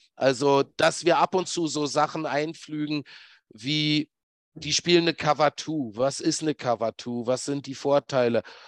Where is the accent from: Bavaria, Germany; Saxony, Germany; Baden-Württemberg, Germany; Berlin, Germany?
Berlin, Germany; ich bin ja gebürtiger Berliner